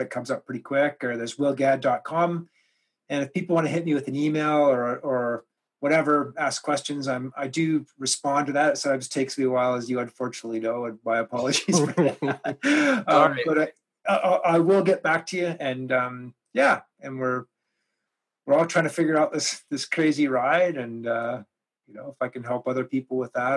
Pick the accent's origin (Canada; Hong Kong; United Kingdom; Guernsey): Canada; growing up in Canada